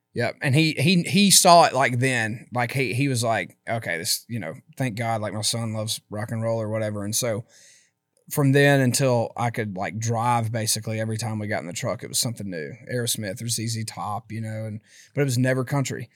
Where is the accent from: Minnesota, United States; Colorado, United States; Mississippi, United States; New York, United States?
Mississippi, United States; Philadelphia; moved away as an adult; I absolutely loved my hometown.